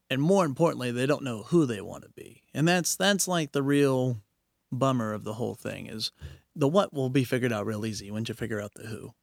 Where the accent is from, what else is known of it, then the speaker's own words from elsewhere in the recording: Knoxville, Tennessee, United States; now in Oklahoma City, United States; when I was real young, I grew up in Knoxville, Tennessee